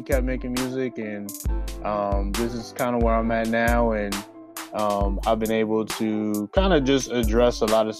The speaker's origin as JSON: {"language": "English", "region": "California", "country": "United States", "moved": "yes", "lives_now": "Philadelphia, United States", "said": "I'm originally from California"}